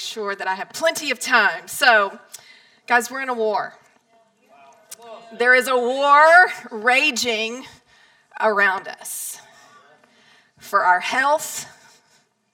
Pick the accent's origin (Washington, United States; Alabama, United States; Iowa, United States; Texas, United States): Texas, United States; Palestine; moved away as an adult; also born or lived in New York City; I grew up in Palestine. Since I was 2 years old, we were high school sweethearts. I could go to Walmart, the grocery store, to the post office, and I knew 10 to 15 people every single place that I went